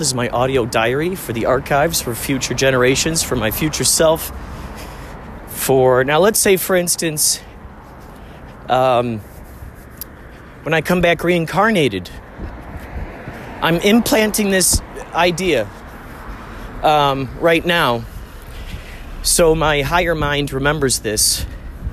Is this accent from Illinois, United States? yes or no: yes; Chicago, Illinois, United States; where I grew up in Chicago, people rarely lock their car doors